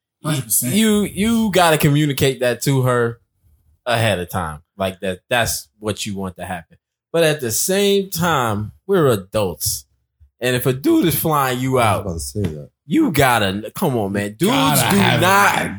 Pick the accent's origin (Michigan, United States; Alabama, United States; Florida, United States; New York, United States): Florida, United States; we're from Florida